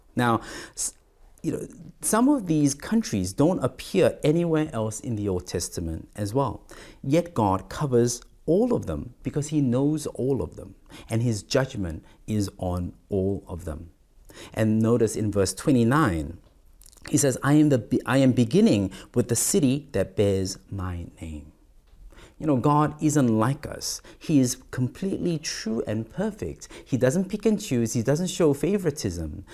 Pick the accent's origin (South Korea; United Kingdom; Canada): South Korea; moved away as an adult; also born or lived in Malaysia / Singapore / Australia; I was and am more exposed to the nations in Korea, in my home country in Asia